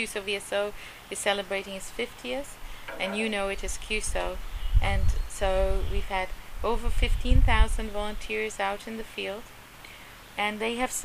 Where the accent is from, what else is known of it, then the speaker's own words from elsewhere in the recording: Uganda; I'm from Uganda, so, you know, we were taught a great deal of respect